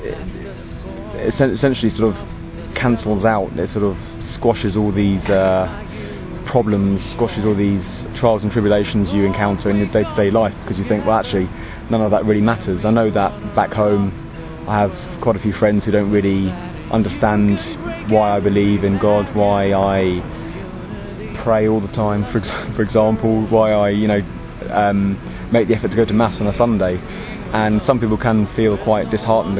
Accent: Horton, United Kingdom; I'm from Horton, which is just outside London

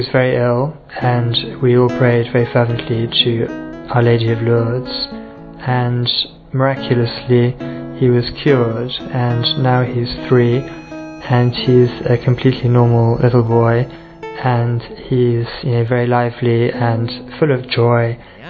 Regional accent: England, United Kingdom; I'm from England and I'm 32.

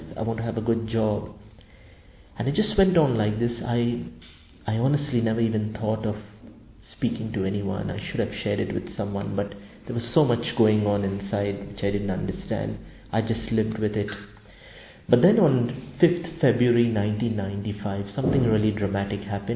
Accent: Karachi, Sindh, Pakistan; I'm from the Archdiocese of Karachi in Pakistan

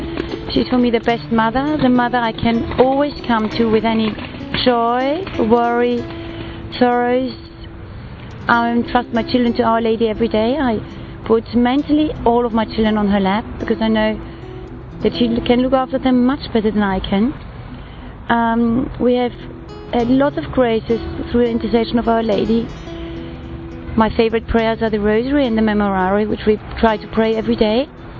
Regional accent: Austria; I'm from Austria. And I've been growing up with Our Lady since I was born.

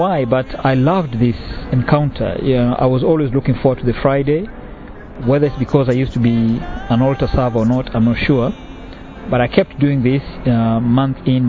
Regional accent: Kenya; moved away; I'm originally from Kenya.

